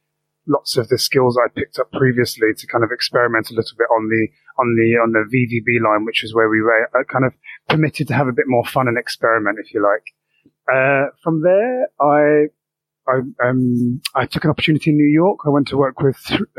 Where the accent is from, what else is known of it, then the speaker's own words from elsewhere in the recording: London, United Kingdom; I'm born and bred in South East London